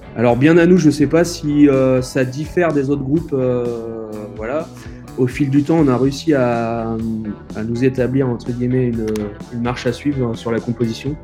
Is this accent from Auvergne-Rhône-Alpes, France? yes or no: no; Vendée, Pays de la Loire, France; on est issu du, de Vendée